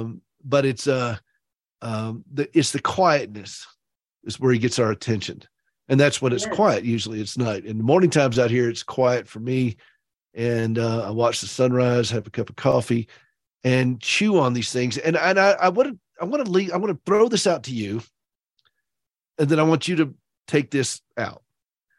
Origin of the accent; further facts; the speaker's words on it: Upstate South Carolina, United States; I am from that state, but I'm from the upstate of South Carolina